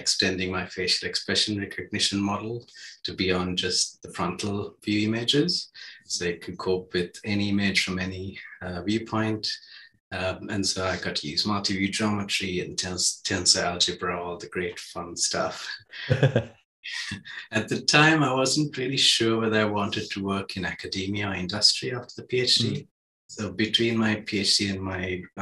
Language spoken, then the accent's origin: English; Sri Lanka; moved away; I grew up in Sri Lanka